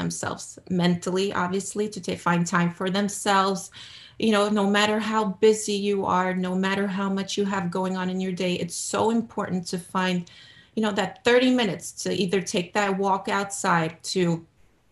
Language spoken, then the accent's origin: English; New York City, New York, United States; now in New Jersey, United States; I was born and raised in America, in Brooklyn, New York